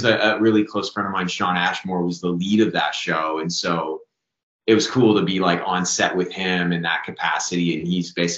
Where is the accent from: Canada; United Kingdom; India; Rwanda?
Canada; as a Canadian actor